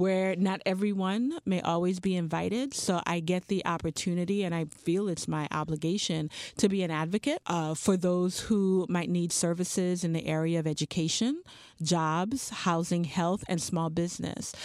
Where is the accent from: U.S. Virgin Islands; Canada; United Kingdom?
U.S. Virgin Islands; Charlotte Amalie; moved away; I grew up in Saint Thomas, U S Virgin Islands